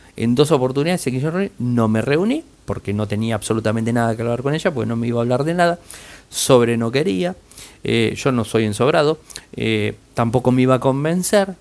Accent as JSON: {"language": "Spanish", "country": "Argentina"}